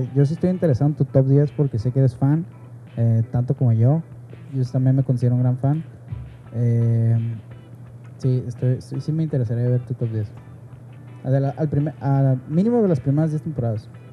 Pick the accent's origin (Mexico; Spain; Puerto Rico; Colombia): Mexico; Aquí mexicano es tope